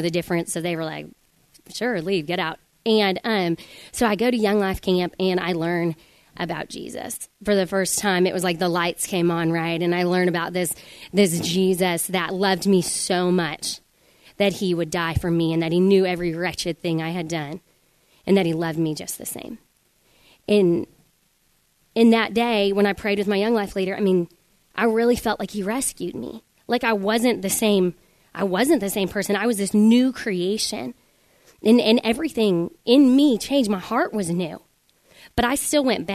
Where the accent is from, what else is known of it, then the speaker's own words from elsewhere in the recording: Denver, Colorado, United States; I'm from Denver, Colorado, and I have three sisters